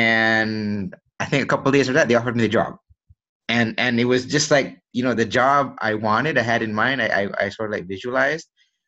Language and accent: English; Malaysia; born there; also born or lived in United States; I was born here in Malaysia, and when I was young, I moved to the US with my family. And then we stayed there for, I think, a little over 10 years. And then I came back here